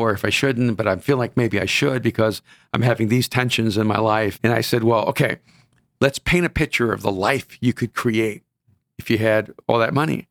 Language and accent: English; El Salvador; now in Los Angeles, United States; I'm from El Salvador, and I wanna help people who came from my background